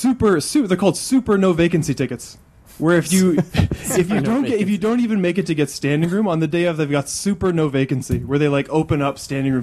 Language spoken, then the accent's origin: English; Winnipeg, Manitoba, Canada; he's from my hometown. Oh, nice. Yeah, Winnipeg.